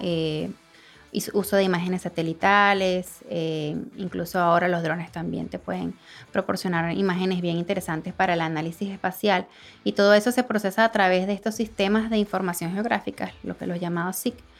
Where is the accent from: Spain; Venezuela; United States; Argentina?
Venezuela; moved away as an adult; now in Dominican Republic; soy venezolana, pero tengo más de cuatro años aquí en República Dominicana